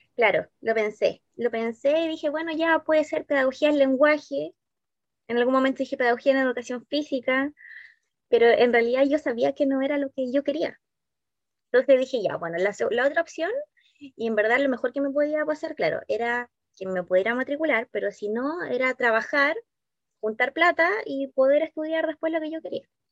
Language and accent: Spanish; Valdivia, Los Ríos, Chile; moved away as an adult; now in Santiago, Chile; estudié acá en Valdivia en una escuela de monjitas